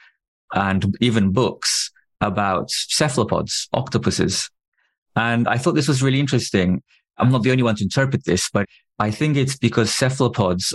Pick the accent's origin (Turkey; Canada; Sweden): Turkey; I had no means to make films growing up in Turkey